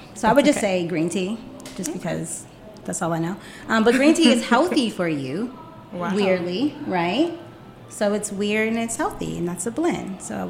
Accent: Baltimore, Maryland, United States; moved away as an adult; now in Washington, DC, United States; I am from Baltimore

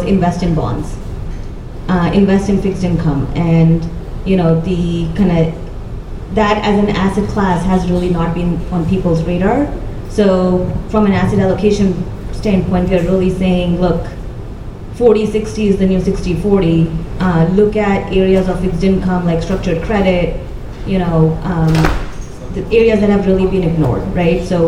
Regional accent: India; I grew up in India

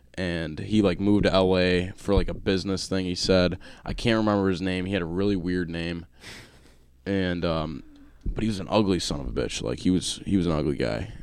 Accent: Buffalo, New York, United States; we're from Buffalo.

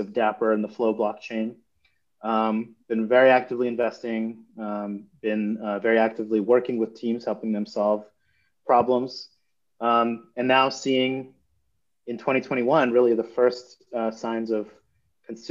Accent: New York, United States; I'm from New York, so I'm just visiting Miami

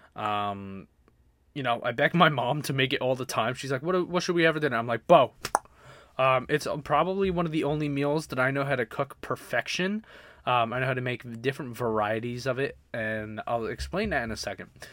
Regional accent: Baltimore, Maryland, United States; moved away; I grew up, like I said, I grew up in Baltimore

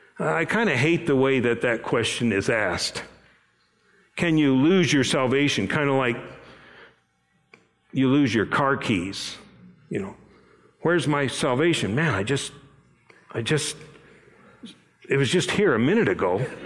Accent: Japan; My parents were missionaries. I grew up in Japan, and as I was starting out in elementary school, they sent me off to a boarding school

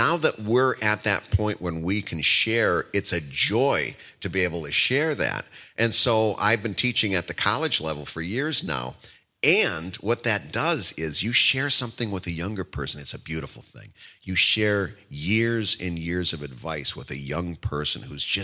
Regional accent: Midwest, United States; now in Philadelphia, United States; I'm from the Midwest

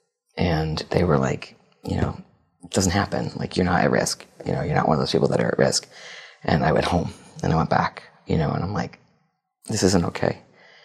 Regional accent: New Haven, Connecticut, United States; I actually grew up in Connecticut near New Haven

